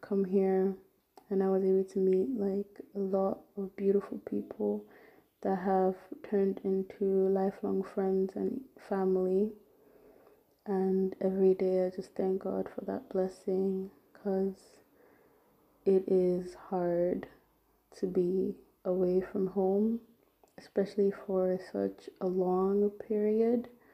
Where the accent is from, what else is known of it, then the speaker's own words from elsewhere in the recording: Nigeria; moved away as an adult; now in Germany; I was bo- um, born and brought up in Nigeria